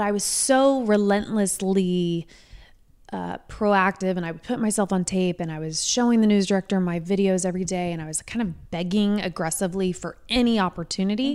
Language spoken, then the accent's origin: English; Indianapolis, Indiana, United States; also born or lived in Martinsville, Indiana; I grew up, I was raised in Indianapolis, until I was about eleven.